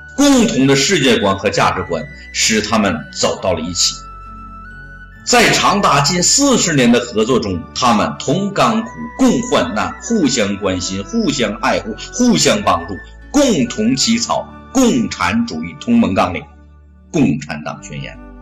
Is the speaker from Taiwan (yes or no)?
no; China; 这是我们中国人的骄傲